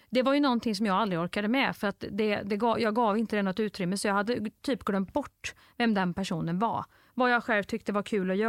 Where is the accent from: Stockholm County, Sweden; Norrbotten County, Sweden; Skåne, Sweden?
Stockholm County, Sweden; Nacka; Jag är från Nacka. 40 plus.